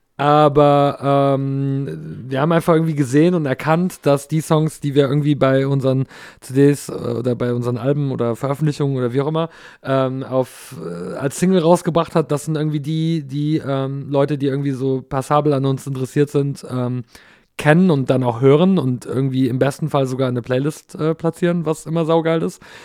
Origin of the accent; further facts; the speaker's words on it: Canada; now in Germany; ich bin in Kanada aufgewachsen